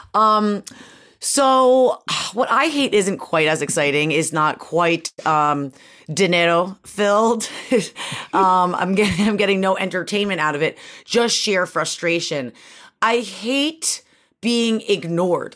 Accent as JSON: {"language": "English", "town": "Syracuse", "region": "New York", "country": "United States", "tie": "born or raised there", "also_born_or_lived": "Connecticut", "moved": "yes", "said": "I grew up in Syracuse, like, in upstate New York"}